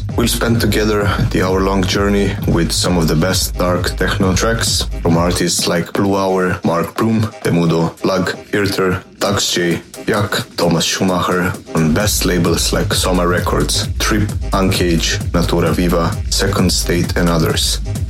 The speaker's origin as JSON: {"language": "English", "country": "Slovenia", "tie": "born or raised there", "moved": "yes", "said": "with the 78th I Don't Give an X radio show. This time from my hometown in Slovenia, where I'm staying for a holiday."}